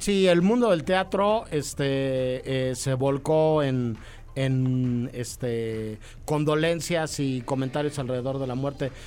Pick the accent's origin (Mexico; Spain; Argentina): Mexico